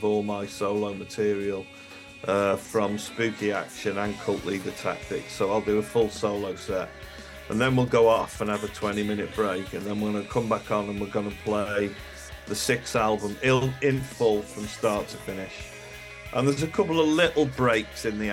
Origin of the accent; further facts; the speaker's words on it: Liverpool, North West England, United Kingdom; I was born in Liverpool, so my home city